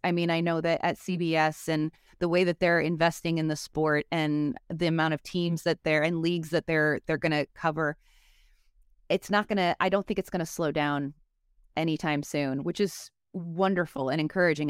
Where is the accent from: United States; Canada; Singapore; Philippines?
United States; Chicago, Illinois; also born or lived in Los Angeles; I'm from Chicago, so I'm a real hot dog stan